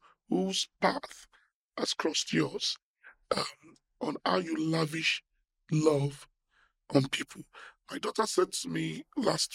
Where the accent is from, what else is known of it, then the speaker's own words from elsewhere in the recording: Warri, Delta, Nigeria; I was born in Shell Petroleum in Warri